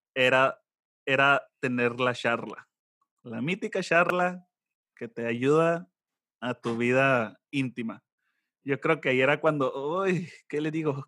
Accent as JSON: {"language": "Spanish", "region": "Sonora", "country": "Mexico", "said": "soy de Sonora, soy de rancho."}